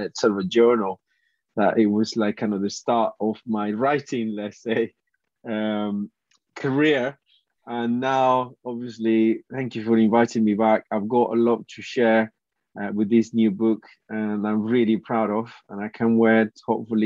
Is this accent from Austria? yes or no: no; Colombia; English is a second language; moved away as an adult; now in United Kingdom; I graduated from university back in Colombia.